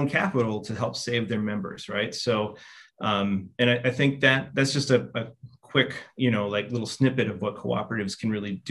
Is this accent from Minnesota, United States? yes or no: yes; northern Minnesota, United States; I'm originally from Minnesota, so northern Minnesota. I grew up about an hour south of Thunder Bay and Fort Francis and the Ontario border